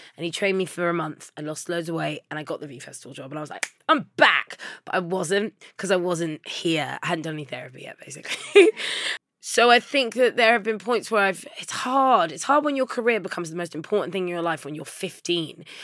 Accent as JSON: {"language": "English", "region": "London", "country": "United Kingdom", "tie": "born or raised there", "said": "I grew up in Labrick Grove"}